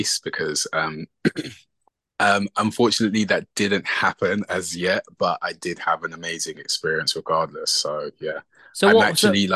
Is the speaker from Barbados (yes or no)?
no; England, United Kingdom; moved away as an adult; also born or lived in London; now in Los Angeles, United States; I'm Nigerian. My parents were born in Nigeria, and I was born and raised in England